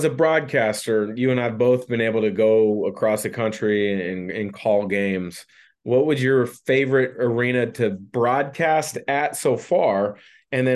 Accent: Portland, Oregon, United States; I grew up in the Portland area.

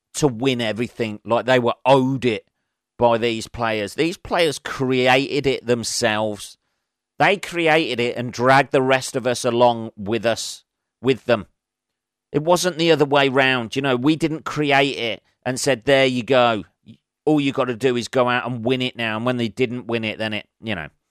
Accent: England, United Kingdom; I'm an Englishman.

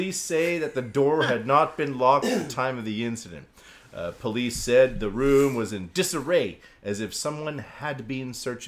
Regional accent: Canada; now in Japan; I'm Canadian.

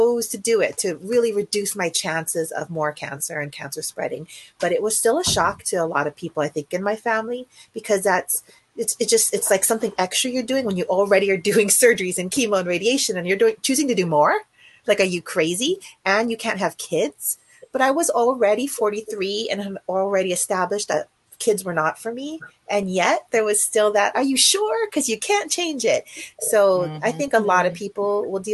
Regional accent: Hawaii, United States; now in California, United States; I grew up in Hawaii with my single parent mom

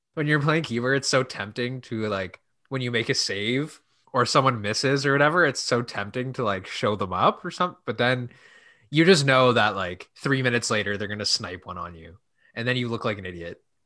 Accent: Canada; we're in Canada, we're Canadian

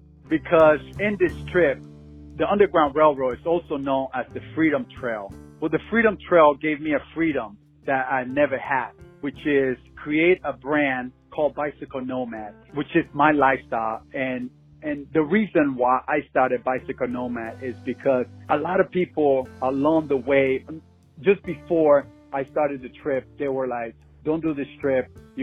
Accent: Panama; now in Phoenix, United States; But on a personal level, I grew up in Panama and always wanted to do a trip from here to Panama through Mexico. Currently, I'm living in Phoenix

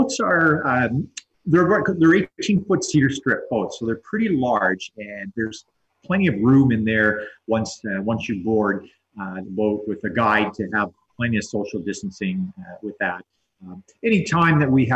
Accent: Southern Ontario, Canada; when I was a kid growing up in Southern Ontario

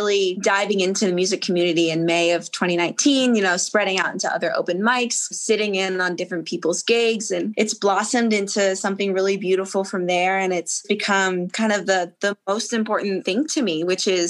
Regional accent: Harpswell, Maine, United States; moved away as an adult; also born or lived in Nashville, Tennessee; So in Maine, I grew up on an island, actually. So small island town called Harpswell

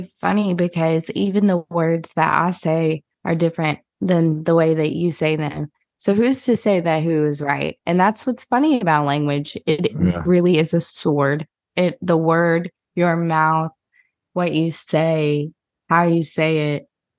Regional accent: Southern United States, United States; if you take me, a Southerner born and raised in the South, I extend my vowels. I don't anymore as much as I used to because I've lived in different places and worked on it.

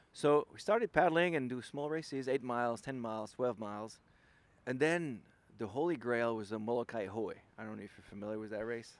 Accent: Lille, Hauts-de-France, France; English is a second language; moved away as an adult; now in San Francisco, United States; I'm from Lille

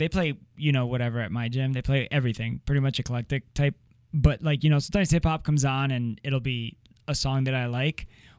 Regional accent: Miami, Florida, United States; moved away; I wasn't born in America. I wasn't born in America. And I grew up in Miami.

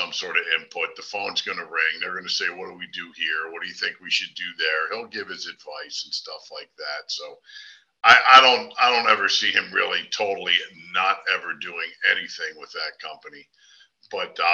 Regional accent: New Jersey, United States; moved away as an adult; also born or lived in Pennsylvania (40 miles north of Philadelphia); now in Fort Myers, United States; I grew up in South Jersey.

